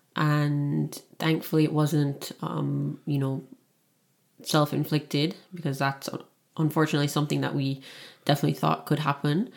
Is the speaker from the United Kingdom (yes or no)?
no; Kingston, Jamaica; moved away as an adult; also born or lived in Toronto, Canada; now in Niagara region, Canada; born and raised in Kingston, Jamaica, and lived there for eighteen years and then moved to Canada, Toronto, Canada, uh, when I was eighteen